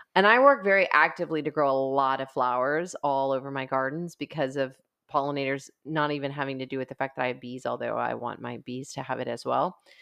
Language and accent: English; United States; I'm an American